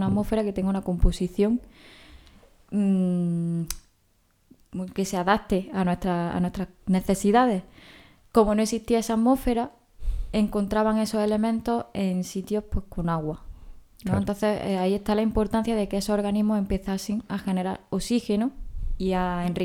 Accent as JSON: {"language": "Spanish", "region": "Andalusia", "country": "Spain", "said": "por encima de cualquier cosa, soy andaluza."}